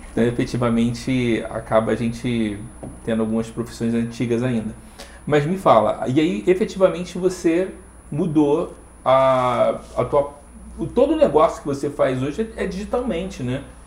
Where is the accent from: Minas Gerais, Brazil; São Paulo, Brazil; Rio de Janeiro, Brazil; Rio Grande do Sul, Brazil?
Rio de Janeiro, Brazil; now in Curitiba, Brazil; eu, eu sou carioca